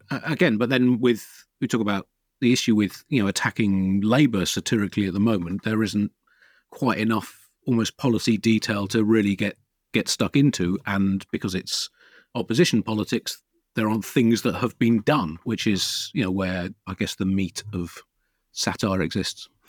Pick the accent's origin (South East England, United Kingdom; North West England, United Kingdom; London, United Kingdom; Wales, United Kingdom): South East England, United Kingdom; Tunbridge Wells; My parents always got the Telegraph when I was a kid growing up in Tunbridge Wells